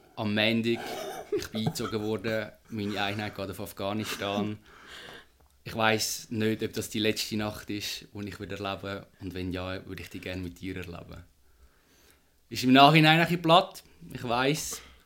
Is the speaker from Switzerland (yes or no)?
yes; Switzerland; bei uns in der Schweiz